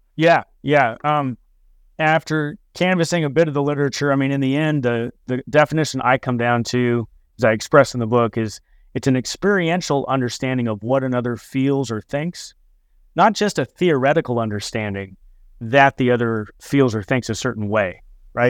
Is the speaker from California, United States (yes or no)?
yes; Fresno, California, United States; I grew up in Fresno, California